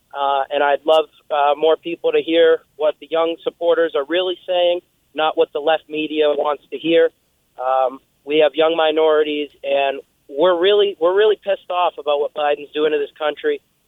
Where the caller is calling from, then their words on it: New Hampshire, United States; I'm from New Hampshire, and I got to say what the last guy said about the all-white rallies is completely false.